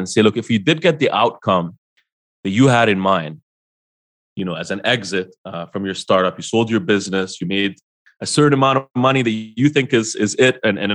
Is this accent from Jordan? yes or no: yes; Jordan; moved away; Jordan, which is my hometown